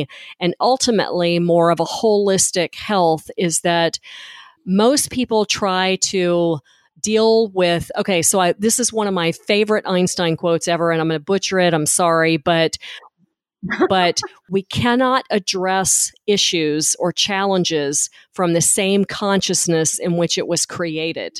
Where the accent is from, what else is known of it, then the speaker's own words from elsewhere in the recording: Memphis, Tennessee, United States; moved away; I'm originally from Memphis